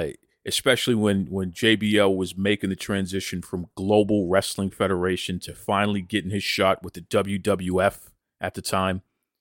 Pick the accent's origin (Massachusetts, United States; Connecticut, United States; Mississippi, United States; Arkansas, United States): Massachusetts, United States; Boston; accent: New England; as a New England accent, because I actually pronounce my R's. So so you may not immediately know I'm from Boston from the beginning, but you definitely know that I'm a Yankee, you know, some kind of northerner, what have you here.